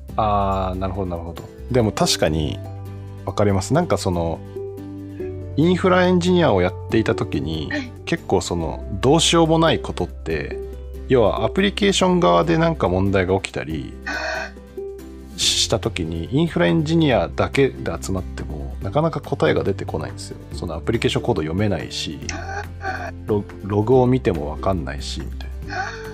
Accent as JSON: {"language": "Japanese", "region": "Fukuoka", "country": "Japan", "tie": "born or raised there", "moved": "yes", "said": "私福岡出身"}